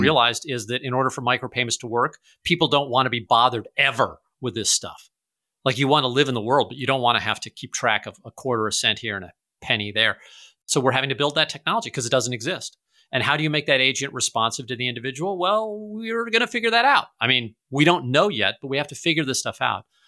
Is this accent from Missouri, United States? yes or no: yes; St. Louis, Missouri, United States; I'm from Saint Louis